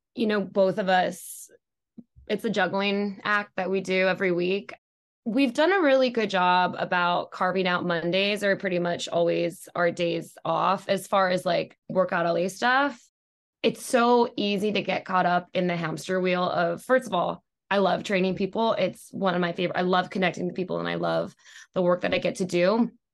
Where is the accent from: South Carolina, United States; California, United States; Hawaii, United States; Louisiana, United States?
Hawaii, United States; moved away as an adult; also born or lived in New York; now in Los Angeles, United States; I was born and raised in Hawaii